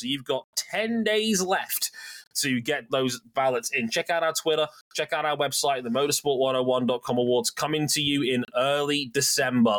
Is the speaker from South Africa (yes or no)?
no; United Kingdom; us Brits